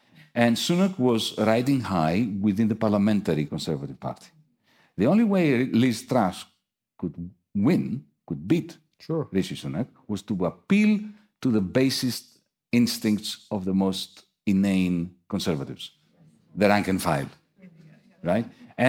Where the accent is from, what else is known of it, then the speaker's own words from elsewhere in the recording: Athens, Attica, Greece; I come from Athens.